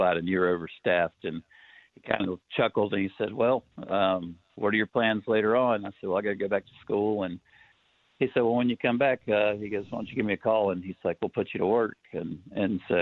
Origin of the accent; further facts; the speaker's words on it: Knoxville, Tennessee, United States; moved away; Knoxville, Tennessee originally